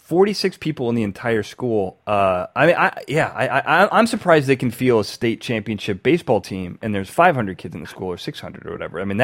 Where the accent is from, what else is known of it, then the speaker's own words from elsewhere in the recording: Braidwood, Illinois, United States; because I was from Braidwood, and it was such a small town